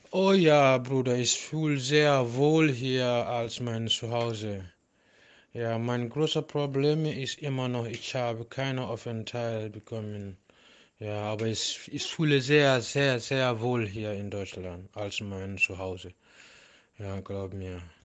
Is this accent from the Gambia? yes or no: yes; Gambia; German is a second language; moved away as an adult; now in Germany; Ich bin 12. Februar 1989 geboren in die Gambia und ich habe in der Gambia Sport gelernt und danach ich habe in der Military gearbeitet als Sportlehrer